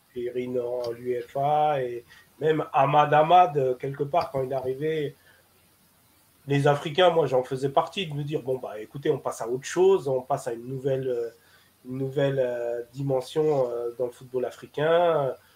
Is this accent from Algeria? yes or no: yes; Algeria